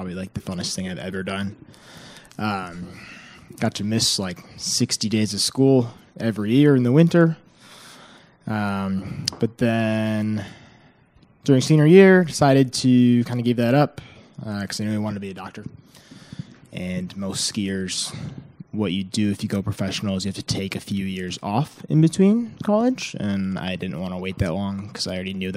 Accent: Minnesota, United States; moved away as an adult; now in Winston-Salem, United States; I'm from Minnesota.

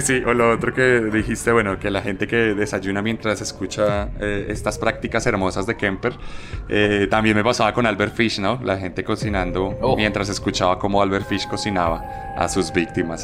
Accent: Colombia; como colombiano

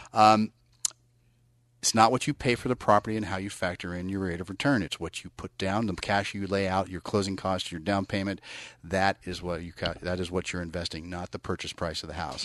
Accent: Bay Area, California, United States; I'm from the Bay Area

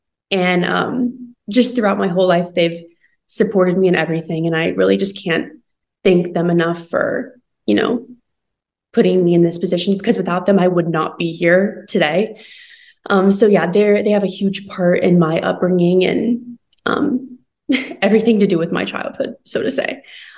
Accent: Charleston, West Virginia, United States; So I grew up in Charleston, West Virginia. I'm a middle child of three girls, which is super awesome.

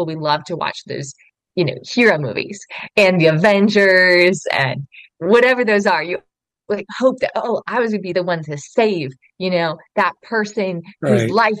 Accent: Oregon, United States; I grew up in Oregon

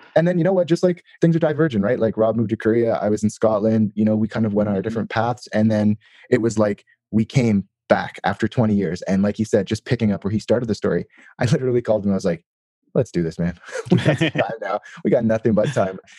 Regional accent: Toronto, Ontario, Canada; I'm from Toronto.

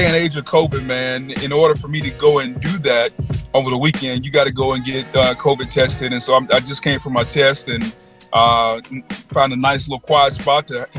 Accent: Louisiana, United States; as a young African-American guy growing up in Louisiana

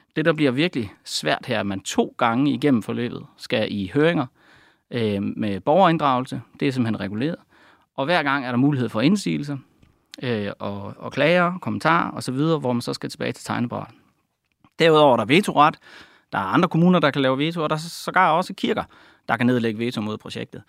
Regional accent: Denmark; jeg er selv fra Jylland

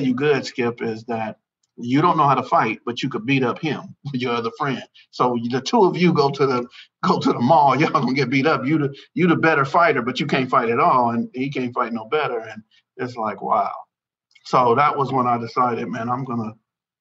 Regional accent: Los Angeles, California, United States; I'm from Los Angeles, California, from South Central, the west side of LA.

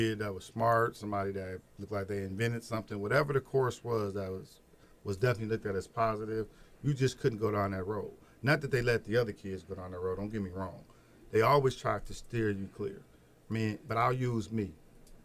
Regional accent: Peoria, Illinois, United States; being born and raised in Peoria, sure, I had some schools I would have loved to go to.

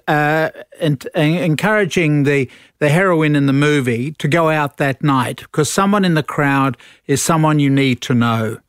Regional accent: London, United Kingdom; moved away as an adult; also born or lived in Sussex; now in Australia; Born in London and, uh, grew up in London

